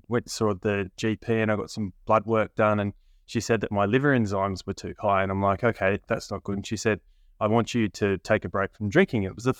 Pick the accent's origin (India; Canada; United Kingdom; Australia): Australia; So Australia, much like the UK, England, Ireland, Scotland, we have a very big drinking culture here.